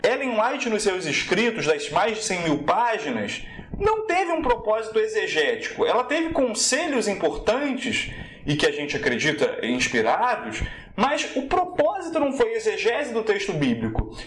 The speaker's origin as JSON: {"language": "Portuguese", "town": "Nova Iguaçu", "region": "Rio de Janeiro", "country": "Brazil", "said": "Eu sou da Baixada Fluminense, rapaz. Igreja pequena em Nova Iguaçu"}